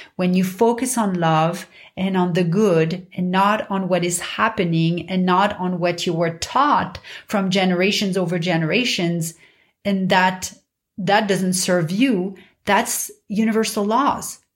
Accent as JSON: {"language": "English", "town": "Paris", "region": "Île-de-France", "country": "France", "tie": "born or raised there", "said": "growing up in Paris"}